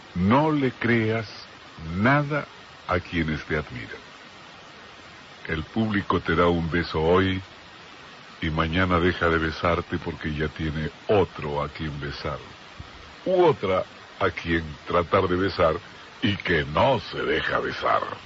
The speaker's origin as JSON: {"language": "Spanish", "region": "Lima", "country": "Peru", "tie": "born or raised there", "moved": "as an adult", "lives_now": "Argentina", "said": "mis años de mozo en Lima, Perú, mi tierra de origen"}